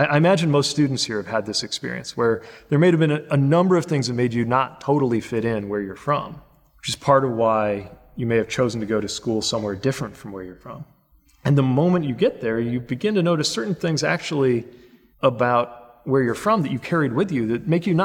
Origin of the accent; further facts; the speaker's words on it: United States; I'm the mayor of my hometown.